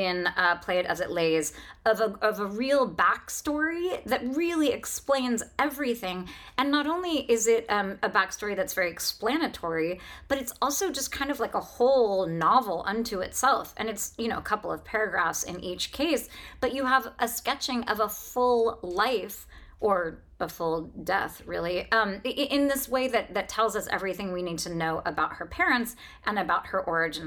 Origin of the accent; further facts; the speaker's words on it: Northern California, United States; I'm from Northern California